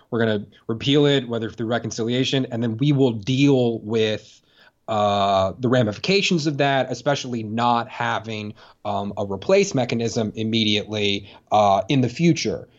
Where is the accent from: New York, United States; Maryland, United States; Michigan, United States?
Maryland, United States; I'm from Maryland